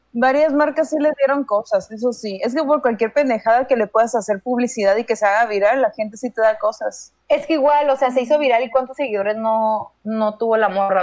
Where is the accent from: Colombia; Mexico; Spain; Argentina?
Mexico; soy mexicana